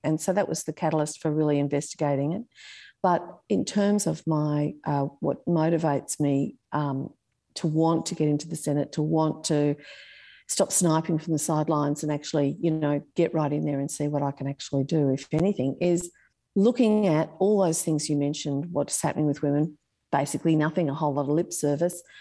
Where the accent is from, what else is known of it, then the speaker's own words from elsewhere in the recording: Sydney, New South Wales, Australia; I grew up in Warringah.